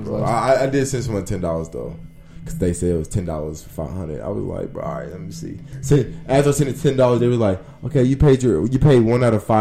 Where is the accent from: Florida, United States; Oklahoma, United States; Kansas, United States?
Oklahoma, United States; Oklahoma City; I'm from Oklahoma City